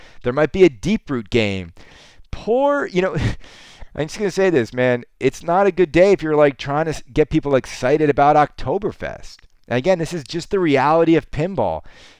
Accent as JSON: {"language": "English", "country": "Canada", "said": "Don't get me wrong. I'm Canadian. I'm never satisfied."}